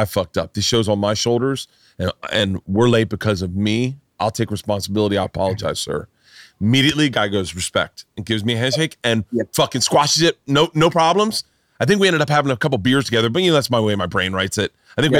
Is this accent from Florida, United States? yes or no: yes; Florida, United States; growing up in Florida, I was obsessed.